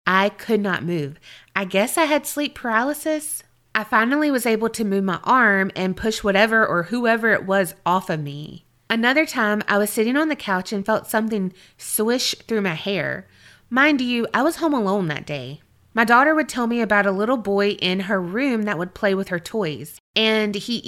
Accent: Blackstone, Massachusetts, United States; This story actually happened in my hometown of Blackstone, Massachusetts.

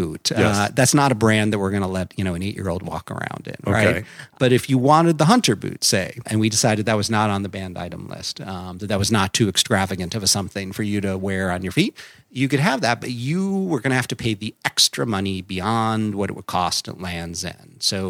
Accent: Midwest, United States; But, you know, I grew up in the Midwest, and that catalog came over the transom like clockwork.

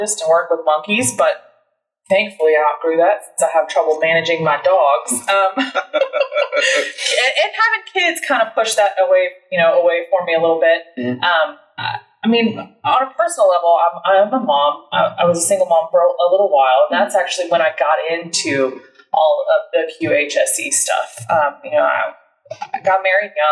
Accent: Deer Park, Texas, United States; also born or lived in Connecticut; I grew up in the Houston area, born in Connecticut, but got here as fast as I could, they say, courtesy of my dad in the military. Been here since I was six. Grew up in Deer Park.

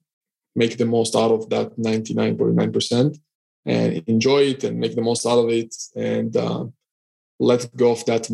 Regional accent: Israel; now in Cyprus; so I'm originally from Israel. I'm currently based in Cyprus.

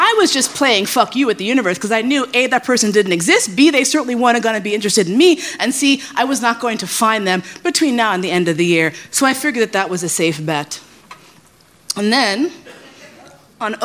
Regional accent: New York, United States; also born or lived in San Francisco; I grew up in New York

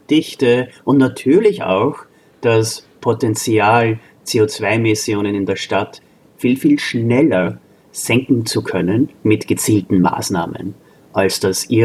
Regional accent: Austria; now in United States; zähle ich auch dazu als Österreicher, äh, Austroamerikaner

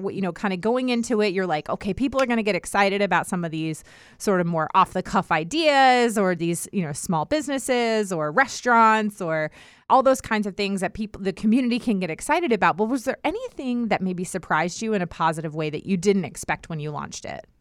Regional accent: Herndon, Virginia, United States; moved away as an adult; also born or lived in Newport News / Richmond; now in North Carolina, United States; I grew up in Herndon, which is like northern Virginia outside of DC

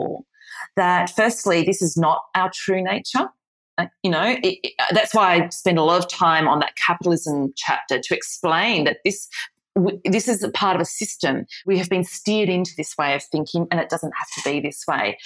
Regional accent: Australia; the Australian Australian here

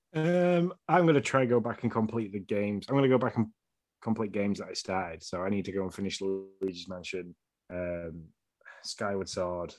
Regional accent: Yorkshire and the Humber, United Kingdom; I'm from Yorkshire

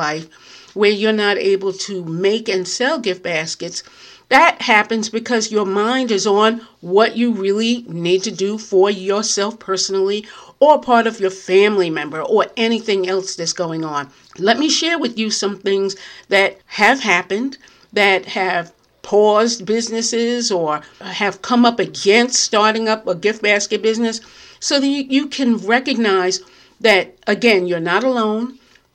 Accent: New York, United States; now in New Jersey, United States; I'm in New Jersey, very close to New York. I am a New Yorker, but I'm very close to New York

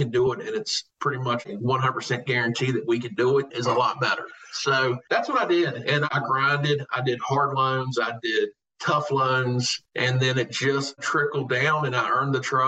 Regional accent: Covington, Virginia, United States; So they sent me to Covington back home to my hometown.

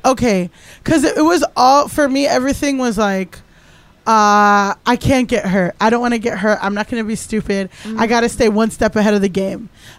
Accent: Miami, Florida, United States; I grew up in Miami. Primarily black, Latino, like mixed, like very Latin.

